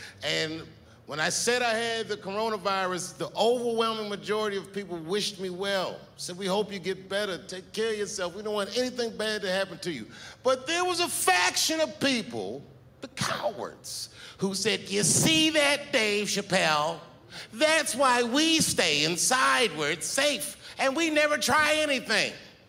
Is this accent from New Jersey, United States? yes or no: no; Washington, District of Columbia, United States; You know, I'm from Washington, D.C. A lot of my friends growing up are Capitol Hill police officers.